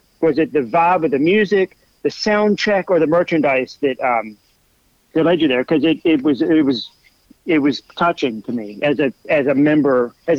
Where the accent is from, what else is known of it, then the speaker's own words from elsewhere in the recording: Massachusetts, United States; And I grew up in Massachusetts, so I can relate to that.